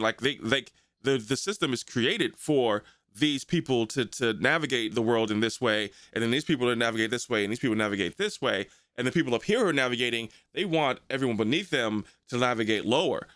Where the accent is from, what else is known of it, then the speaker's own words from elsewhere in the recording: United States; I'm American, this is what I rock with, this is what I, where I've been born into